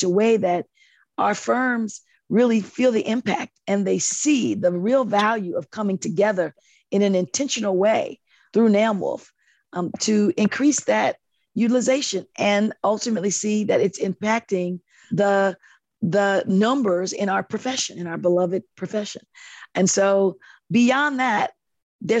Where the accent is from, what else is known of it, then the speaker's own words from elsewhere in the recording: Chicago, Illinois, United States; It's going to be in my hometown.